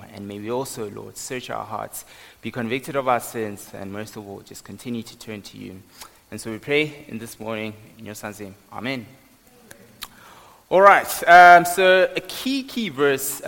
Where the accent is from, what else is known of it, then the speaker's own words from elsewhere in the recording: Johannesburg, Gauteng, South Africa; moved away as an adult; now in Pretoria, South Africa; I grew up in Johannesburg